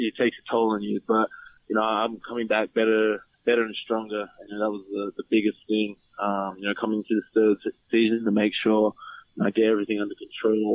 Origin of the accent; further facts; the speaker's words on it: Melbourne, Victoria, Australia; I'm from Melbourne, Australia.